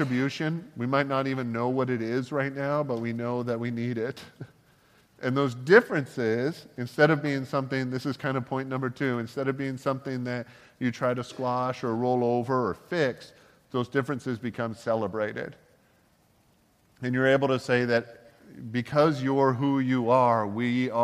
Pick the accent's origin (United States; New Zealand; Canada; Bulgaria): Canada; growing up in Canada